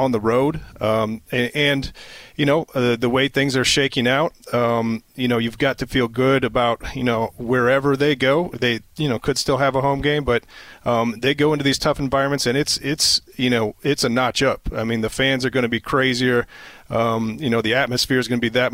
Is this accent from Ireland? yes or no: no; Iowa, United States; growing up in Iowa, I never got to play in my home state